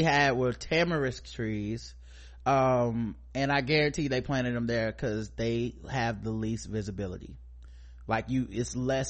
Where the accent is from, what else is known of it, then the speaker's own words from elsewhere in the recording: United States; I'm complicit to things because I'm a man. I'm complicit to things because I'm American.